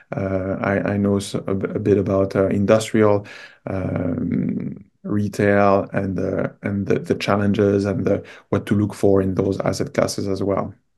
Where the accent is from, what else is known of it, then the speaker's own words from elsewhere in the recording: France; moved away as an adult; now in Canada; I'm originally from France.